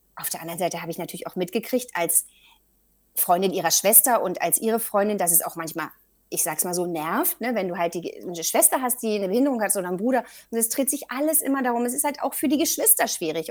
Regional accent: Berlin, Germany; Ich bin in Berlin-Charlottenburg groß geworden.

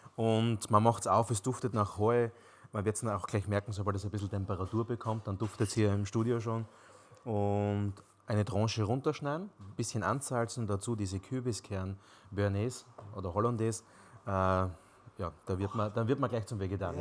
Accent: Styrian wine country, Austria; bis zum Weinland, wo ich herkomme

